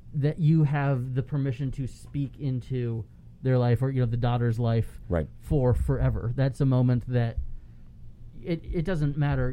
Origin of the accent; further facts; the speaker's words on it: Palm Harbor, Florida, United States; the church that I grew up going to in Palm Harbor, about ten miles away